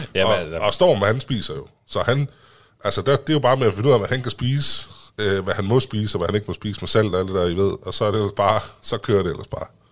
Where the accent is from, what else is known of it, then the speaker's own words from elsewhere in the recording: Vildbjerg, Central Denmark Region, Denmark; Jeg kommer fra Lille Vildbjerg ude ved Herning